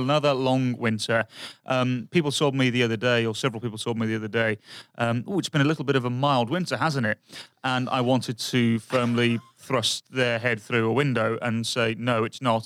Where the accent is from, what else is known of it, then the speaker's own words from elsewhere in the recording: England, United Kingdom; moved away; I'm from England and I'm used to crap weather